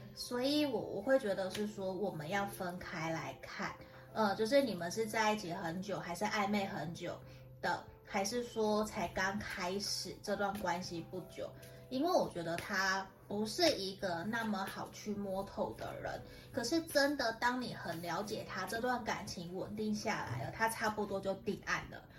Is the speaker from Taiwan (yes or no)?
yes; Tainan, Taiwan; 我的台语不是很好，虽然我是台南人